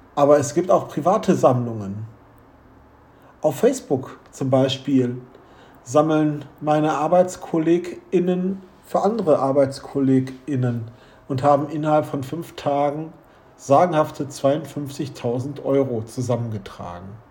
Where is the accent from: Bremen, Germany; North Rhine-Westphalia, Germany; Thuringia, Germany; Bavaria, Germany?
North Rhine-Westphalia, Germany; Wuppertal; Bei uns in Wuppertal